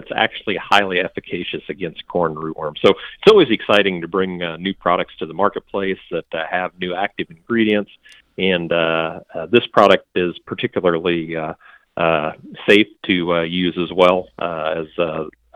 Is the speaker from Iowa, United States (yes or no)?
yes; Iowa, United States; I'm from Iowa, I'm actually in central Nebraska today